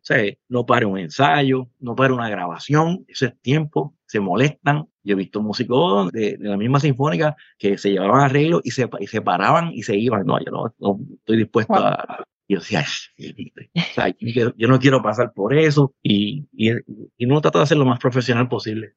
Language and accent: Spanish; Ciales, Puerto Rico; also born or lived in Manatí; yo soy del pueblo de Ciales, aunque nací en Manatí